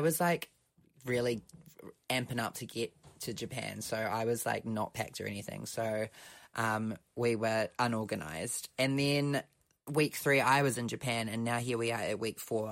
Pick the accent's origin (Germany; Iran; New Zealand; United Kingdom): New Zealand; accent: New Zealand